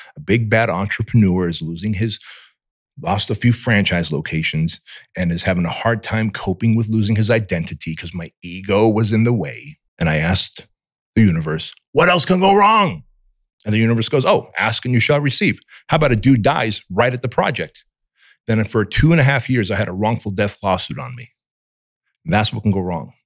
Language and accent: English; United States; English is a second language; also born or lived in Armenia; as a kid here in America, growing up in Section 8 housing